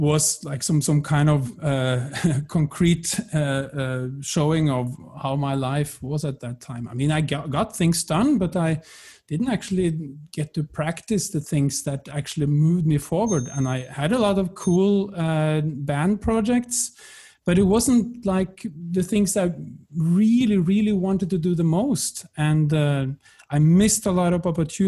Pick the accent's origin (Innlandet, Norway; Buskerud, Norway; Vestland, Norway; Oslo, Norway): Innlandet, Norway; close to Lillehammer; moved away as an adult; now in Berlin, Germany; I come from the Norwegian countryside, close to Lillehammer, grew up there, and the love of music brought me to Berlin